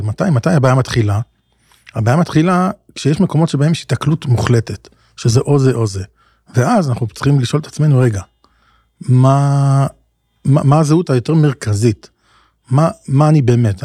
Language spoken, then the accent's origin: Hebrew; Israel; גדלנו בישראל, אנחנו גם הישראלים